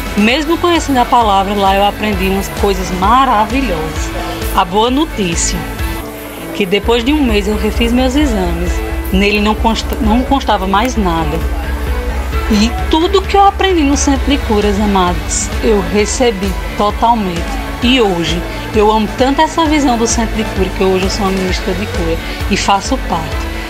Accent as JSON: {"language": "Portuguese", "town": "Campina Grande", "region": "Paraíba", "country": "Brazil", "said": "sou aqui de Campina Grande"}